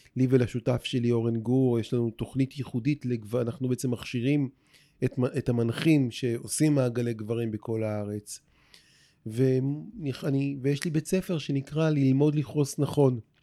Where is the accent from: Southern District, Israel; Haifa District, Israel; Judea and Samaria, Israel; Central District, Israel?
Central District, Israel; Rehovot; moved away as an adult; now in Tel Aviv, Israel; ברחובות, עיר, העיר שבה נולדתי, mm-hmm. וגם פה בתל אביב, זו העיר שבה אני חי אה, ב-30 שנה האחרונות